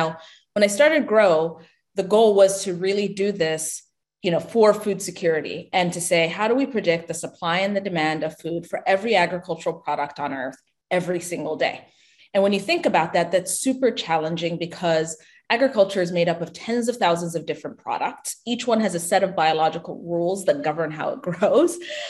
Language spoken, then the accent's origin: English; Ethiopia; Yeah, I mean, I was born and raised in Ethiopia. You know, my family still lives back home.